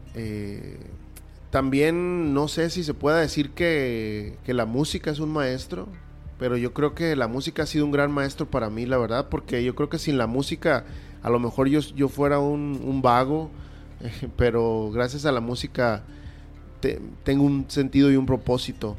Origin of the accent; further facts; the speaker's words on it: Culiacán, Sinaloa, Mexico; soy un oriundo de Culiacán